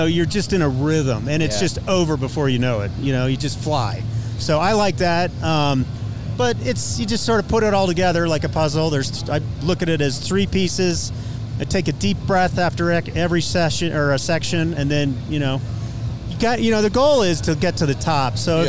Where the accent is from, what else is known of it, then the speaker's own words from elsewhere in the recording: Colorado, United States; I'm from Colorado. I live at 6,000 feet